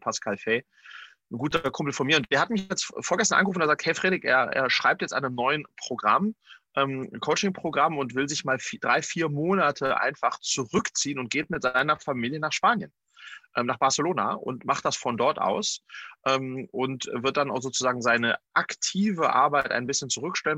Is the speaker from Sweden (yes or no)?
yes; Sweden; in äh, Skandinavien in meiner Heimat